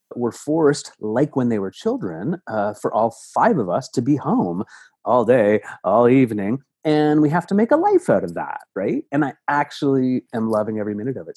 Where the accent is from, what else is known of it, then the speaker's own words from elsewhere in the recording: Toronto, Ontario, Canada; I grew up in Toronto